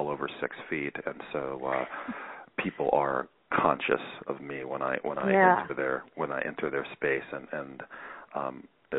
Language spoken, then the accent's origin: English; Columbia, Maryland, United States; moved away; also born or lived in New Orleans, Louisiana; I grew up in Columbia, Maryland, and in New Orleans, Louisiana